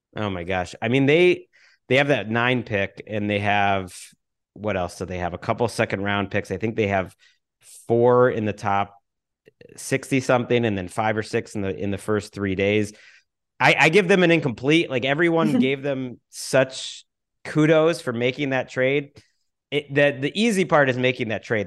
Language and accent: English; Massachusetts, United States; moved away; also born or lived in New Orleans; I'm from Massachusetts